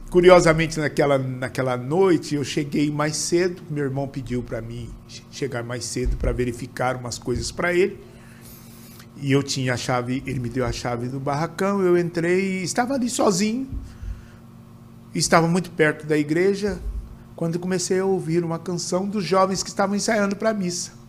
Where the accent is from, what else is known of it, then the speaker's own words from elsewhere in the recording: Cruzeiro, São Paulo, Brazil; Meu irmão era presidente da escola de samba lá da minha cidade, de Cruzeiro.